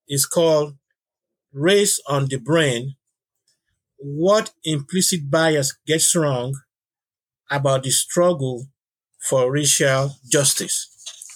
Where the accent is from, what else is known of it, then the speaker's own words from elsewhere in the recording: Nigeria; now in United States; I'm always a Nigerian first